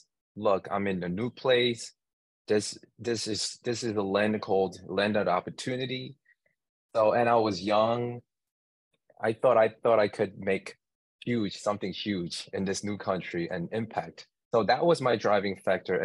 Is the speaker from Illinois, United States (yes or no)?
no; New York, United States; I'm from New York